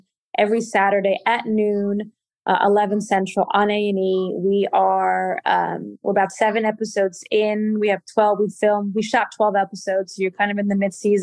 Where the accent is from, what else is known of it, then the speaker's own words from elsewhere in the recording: Portugal; moved away; I am from Portugal